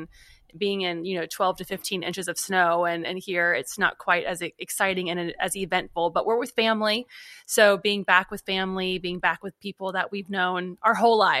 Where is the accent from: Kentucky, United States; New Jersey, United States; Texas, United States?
Kentucky, United States; Well, you know, we're from Northern Kentucky, Cincinnati area. My husband and I are. So for us, it feels like we're back home.